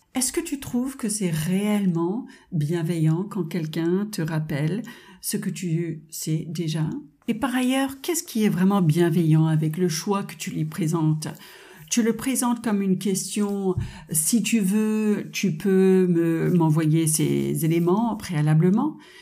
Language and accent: French; United States; French is a second language; now in France; Vous avez certainement entendu mon petit accent charmant. Je suis de double nationalité américaine et française